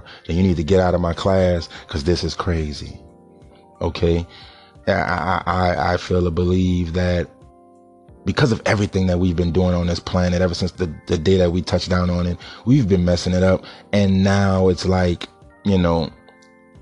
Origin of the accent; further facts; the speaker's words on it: New Orleans, Louisiana, United States; I'm from New Orleans, for all y'all that's listening to me. I'm from New Orleans. I live in New Orleans